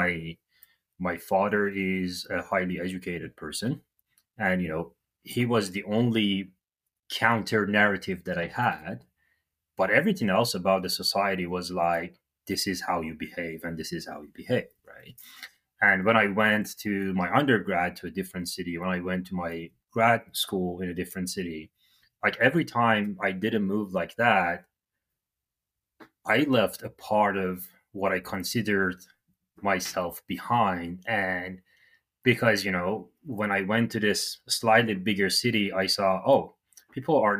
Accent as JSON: {"language": "English", "country": "Iran", "moved": "as an adult", "lives_now": "Canada", "said": "I'm from Iran"}